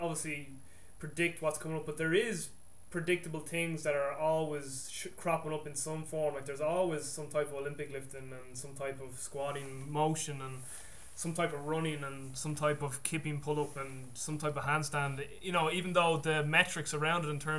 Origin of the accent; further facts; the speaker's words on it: Ireland; I'm from Ireland